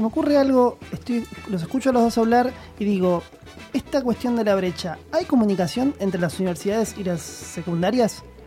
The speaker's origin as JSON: {"language": "Spanish", "country": "Argentina", "said": "somos Argentina, somos un país de tercer mundo"}